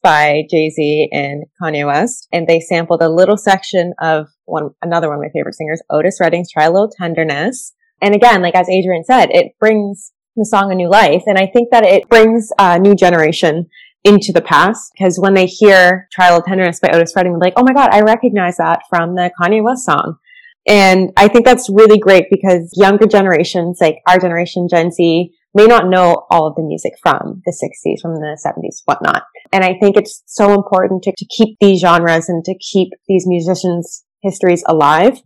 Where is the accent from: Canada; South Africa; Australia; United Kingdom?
Canada; my family's from Jamaica. I grew up in Canada